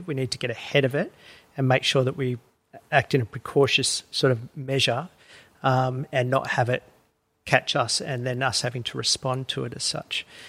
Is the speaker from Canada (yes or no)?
no; Woolgoolga, New South Wales, Australia; moved away as an adult; also born or lived in Uluru, Northern Territory; I grew up in New South Wales uh, in a little town called Woolgoolga.